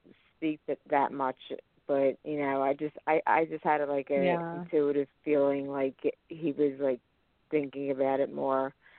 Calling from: Pennsylvania, United States

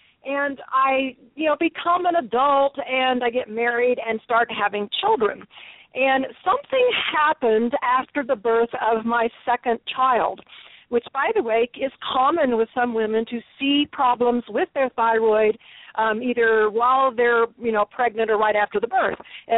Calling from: Texas, United States; I am in two places, but right now I'm in Texas.

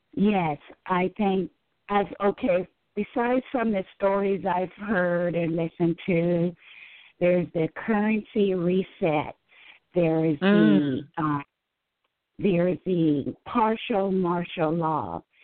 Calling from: Carmichael, California, United States; I am calling from Carmichael, California.

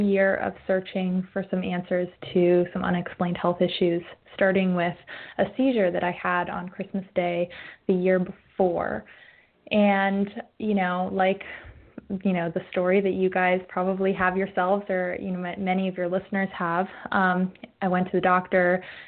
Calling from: Oregon, United States; I'm calling in from the northern end of the Willamette Valley in Oregon, where we have our first cloudy day in, I don't know, 3 months.

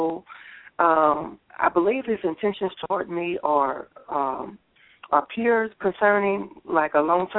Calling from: Missouri, United States; I'm calling from Missouri.

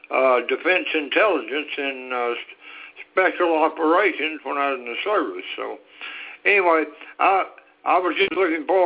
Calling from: Texas, United States; Uh, this is … in Texas.

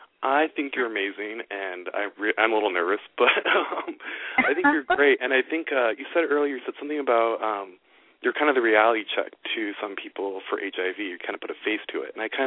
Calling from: Olympia, Washington, United States; from Olympia, Washington.

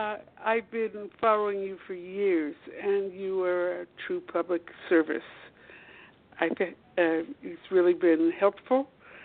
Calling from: Washington, District of Columbia, United States; Washington, D.C. I'm eight blocks from the White House

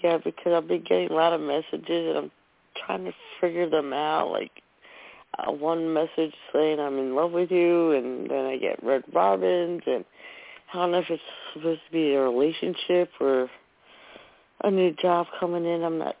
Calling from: New Jersey, United States; from New Jersey.

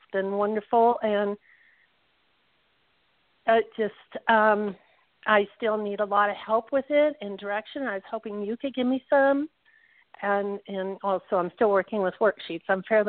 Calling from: Southern Nevada, United States; I'm calling from Southern Nevada.

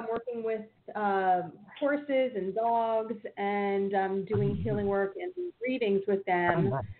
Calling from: New Jersey, United States; from New Jersey.

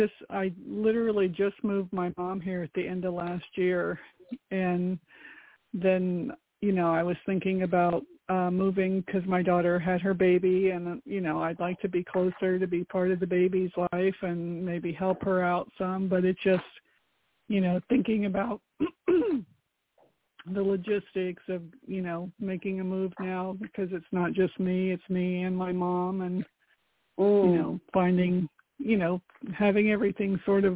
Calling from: Florida, United States; from Florida.

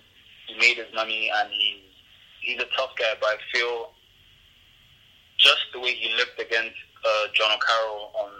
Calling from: Lagos, Nigeria

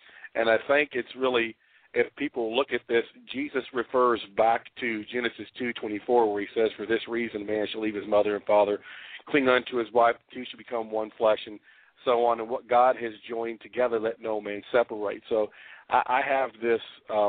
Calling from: Memphis, Tennessee, United States; I'm calling from Memphis.

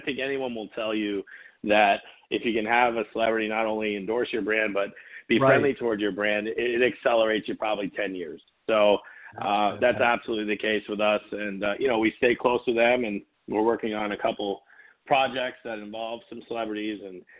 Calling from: Orange County, California, United States; Orange County, California.

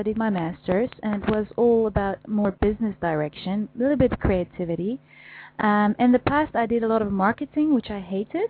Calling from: Netherlands; I'm calling from the Netherlands.

